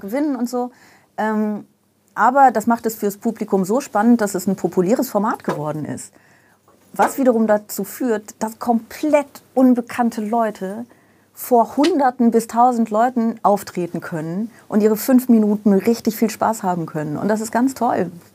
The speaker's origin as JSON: {"language": "German", "town": "Aachen", "region": "North Rhine-Westphalia", "country": "Germany", "tie": "born or raised there", "also_born_or_lived": "Vaals, Netherlands / Brussels, Belgium", "moved": "as an adult", "said": "da bin ich irgendwie gefühlt in Aachen aufgewachsen."}